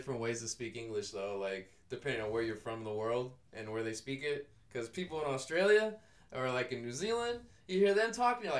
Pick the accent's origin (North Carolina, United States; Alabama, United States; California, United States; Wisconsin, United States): California, United States; Northern; now in Southern California, United States; people outed me for being from NorCal, that I lived down here in SoCal.